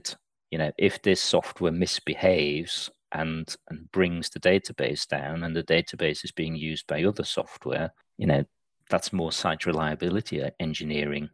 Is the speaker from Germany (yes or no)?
no; Austria; moved away as an adult; also born or lived in Liverpool / Manchester; now in United Kingdom; I'm originally from Austria. I came over here to study and stayed